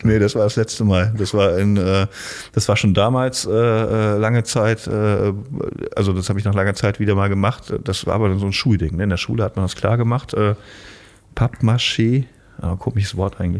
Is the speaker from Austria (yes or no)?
no; Rhineland, Germany; mit, mit äh, 18, 19 im Volleyballverein in meiner Heimat und ähm, das ist im Rheinland.